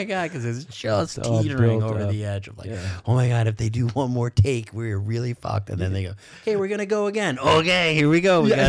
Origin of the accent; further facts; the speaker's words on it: Boston, Massachusetts, United States; I'm from Boston. Right. You know, I'm not a cowboy.